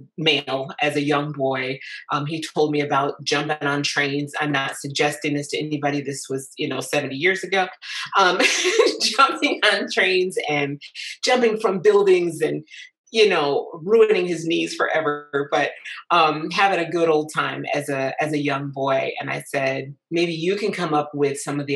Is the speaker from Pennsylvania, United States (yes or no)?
no; Lansing, Michigan, United States; moved away as an adult; now in Concord, United States; I'm originally from Lansing, Michigan, and lived in Michigan for 46 years.